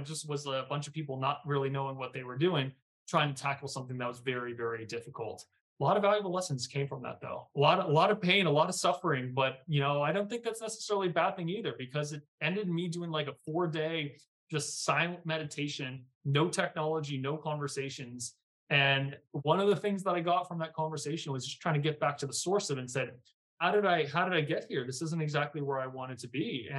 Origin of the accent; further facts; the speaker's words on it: Virginia, United States; because again, I came from Virginia. I don't come from this world.